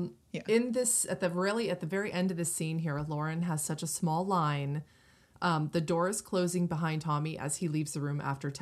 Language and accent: English; Northeast, United States; I grew up in the Northeast